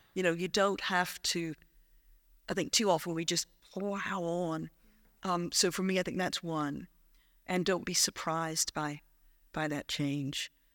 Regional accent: South Carolina, United States; moved away as an adult; also born or lived in Prestwick, Ayrshire / Falkirk / Dunblane; now in Scotland; I grew up in South Carolina

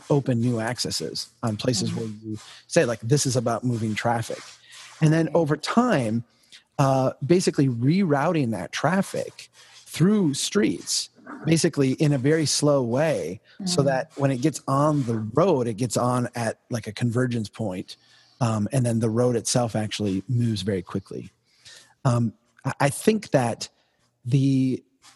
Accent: Brainerd, Minnesota, United States; my hometown of Brainerd

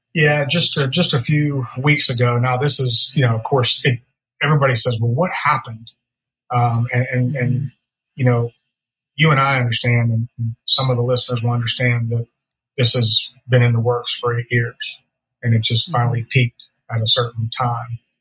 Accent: Pittsburgh, Pennsylvania, United States; moved away as an adult; also born or lived in Virginia / Florida; now in Nashville, United States; born and raised in Pittsburgh

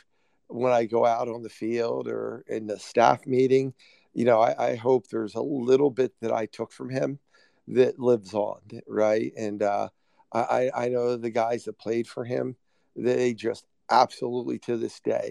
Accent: New Jersey, United States; I grew up in South Jersey

